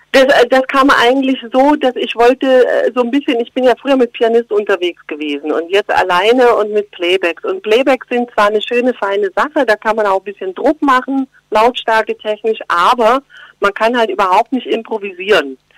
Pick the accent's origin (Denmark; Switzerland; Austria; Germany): Germany; Geislingen an der Steige, Baden-Württemberg; accent: Swabian; now in Berlin, Germany; bei uns schätzt man Schwäbisch, klar, natürlich, in Geislingen an der Steige